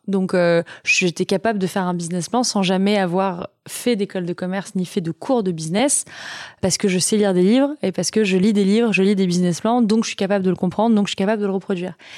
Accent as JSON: {"language": "French", "town": "Vichy", "region": "Auvergne-Rhône-Alpes", "country": "France", "tie": "born or raised there", "also_born_or_lived": "Moulins", "said": "Je suis née à Moulins et j'ai grandi à Vichy"}